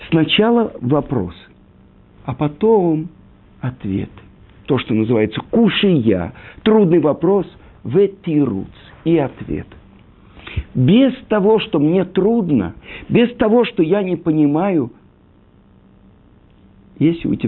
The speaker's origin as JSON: {"language": "Russian", "country": "Russia", "tie": "born there", "said": "Я родился в России, где-то там, э, учил научный атеизм, марксизм, ленинизм, э, я не знаю, историю партии."}